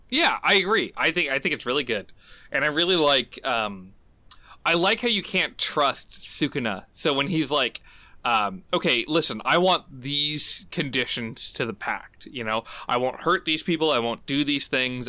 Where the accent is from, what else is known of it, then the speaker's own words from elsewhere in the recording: United States; as an American who kinda grew up, like, in a very, like, bubble sort of world